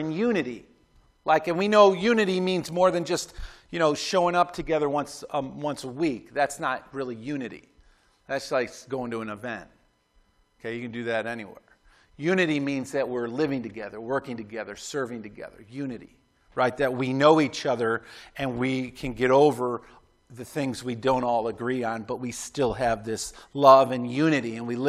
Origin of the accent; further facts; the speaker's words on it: Clarence, New York, United States; Like I remember growing up in Clarence, New York